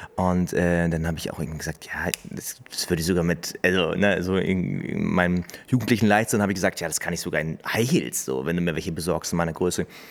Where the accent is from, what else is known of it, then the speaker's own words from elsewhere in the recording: Hameln, Lower Saxony, Germany; wo kommst du denn eigentlich her? Dann sage ich halt Hameln.